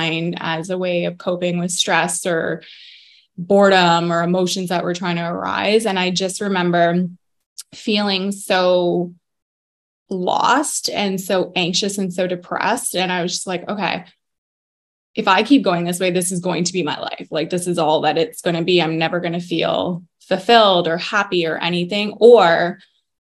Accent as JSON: {"language": "English", "town": "Barrie", "region": "Ontario", "country": "Canada", "tie": "born or raised there", "also_born_or_lived": "Waterdown, Ontario", "said": "I'm kind of born and raised in Barrie"}